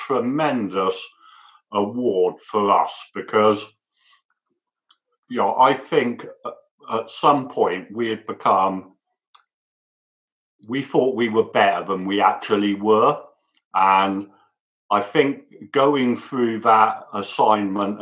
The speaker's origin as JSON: {"language": "English", "region": "England", "country": "United Kingdom", "moved": "as an adult", "lives_now": "United States", "said": "I'm English"}